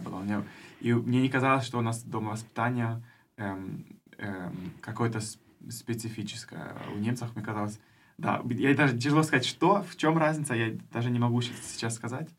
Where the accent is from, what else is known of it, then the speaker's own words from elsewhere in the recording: Germany; first language German and Russian; also born or lived in Kherson, Ukraine; я из Германии, но родился в Украине